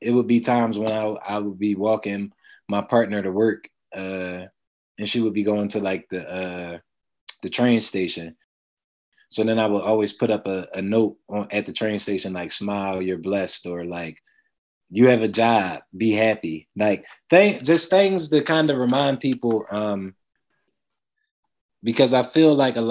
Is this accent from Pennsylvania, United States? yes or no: yes; Philadelphia, Pennsylvania, United States; growing up in Germantown, I remember a lot of Black-owned businesses.